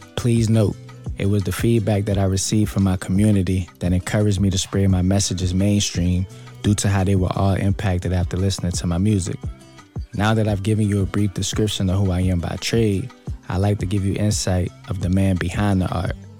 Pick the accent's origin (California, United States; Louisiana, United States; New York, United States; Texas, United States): Louisiana, United States; New Orleans; I grew up in the Cali